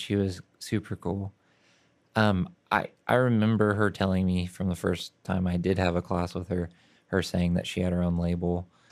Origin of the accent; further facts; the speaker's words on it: Oklahoma City, Oklahoma, United States; I grew up in Oklahoma City